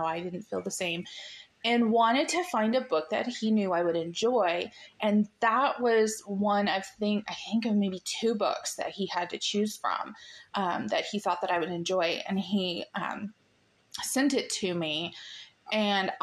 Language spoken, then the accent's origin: English; United States; this American chick